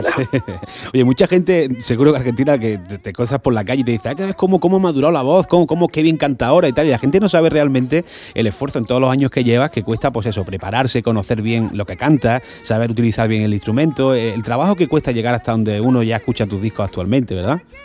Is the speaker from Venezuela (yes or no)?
no; Granada, Andalusia, Spain; en Granada, en mi tierra